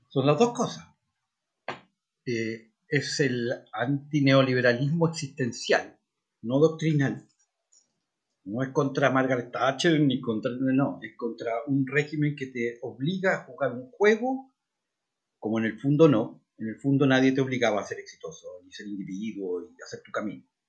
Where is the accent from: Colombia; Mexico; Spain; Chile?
Chile; Los chilenos somos todos lo mismo, somos todos chilenos